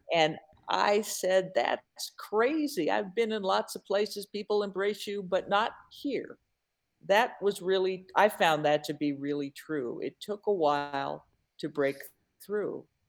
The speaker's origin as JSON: {"language": "English", "town": "Seattle", "region": "Washington", "country": "United States", "moved": "yes", "lives_now": "Milwaukee, United States", "said": "I'm originally from Seattle."}